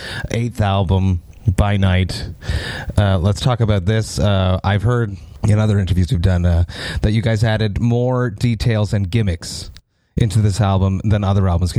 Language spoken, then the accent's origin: English; Montreal, Quebec, Canada; I'm from Montreal